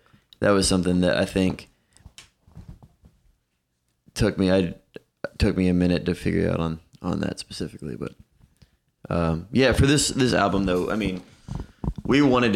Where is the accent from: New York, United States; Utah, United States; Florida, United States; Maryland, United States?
Florida, United States; Titusville; moved away as an adult; also born or lived in Melbourne, Florida / Tampa, Florida / California; now in Nashville, United States; I was born in Titusville and lived there till I was maybe 13, 12 or 13